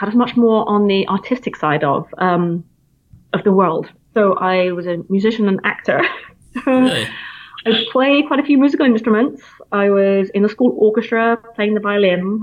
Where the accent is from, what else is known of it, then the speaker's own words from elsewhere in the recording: Plymouth, South West England, United Kingdom; accent: British; moved away as an adult; now in United States; I'm from Plymouth originally, which is in the southwest coastline.